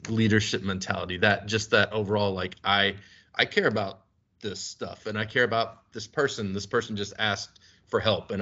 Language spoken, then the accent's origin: English; Kentucky, United States; moved away as an adult; now in Omaha, United States; I'm from Kentucky.